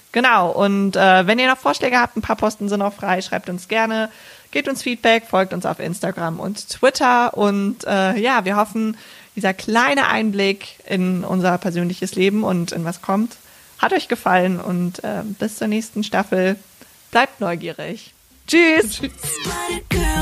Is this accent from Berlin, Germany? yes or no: no; Bergisch Gladbach, North Rhine-Westphalia, Germany; born or raised there